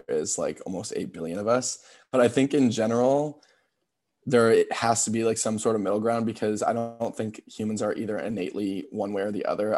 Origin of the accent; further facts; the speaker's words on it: Cape Cod, Massachusetts, United States; I'm from Cape Cod, Massachusetts. So it's kind of like an island town